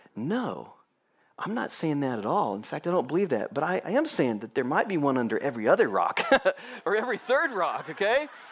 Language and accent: English; Kansas City, Missouri, United States; I was born and raised in Kansas City